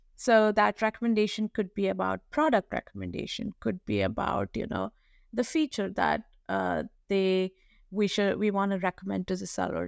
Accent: New Delhi, Delhi, India; I was, uh, born and raised in New Delhi, India

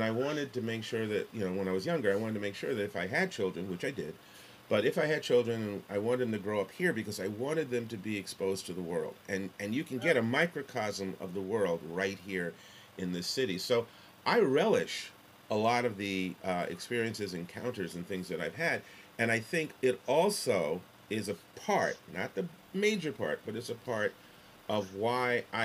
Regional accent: New York City, New York, United States; Growing up in New York City

